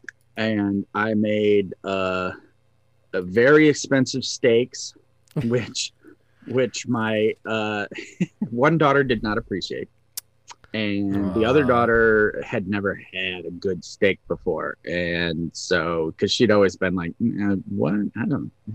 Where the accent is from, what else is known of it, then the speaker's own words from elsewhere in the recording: Northern Michigan, United States; Growing up in Northern Michigan with mountain men